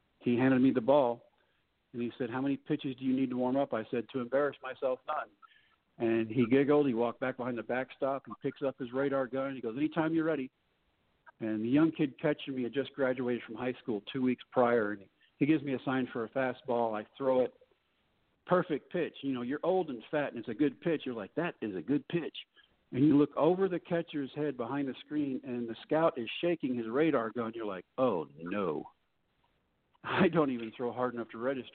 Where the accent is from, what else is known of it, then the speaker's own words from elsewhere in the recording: Texas, United States; I'm back in my home state